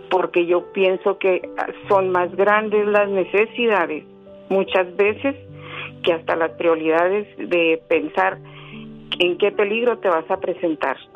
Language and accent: Spanish; Chihuahua, Mexico; now in United States; Yo soy de Chihuahua, y yo demigré, yo vine a Estados Unidos a trabajar y dejaba yo a mis hijos solos con mi esposo.